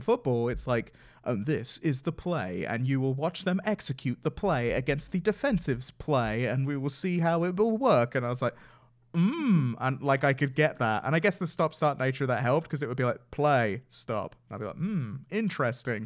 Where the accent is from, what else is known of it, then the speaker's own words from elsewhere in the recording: England, United Kingdom; I'm from England